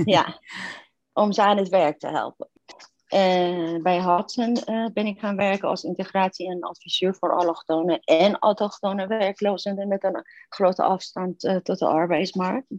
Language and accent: Dutch; Iran; Dutch is a second language; moved away as an adult; also born or lived in Turkey; now in Netherlands; ik ben in Iran geboren in toenmalig paradijs op aarde.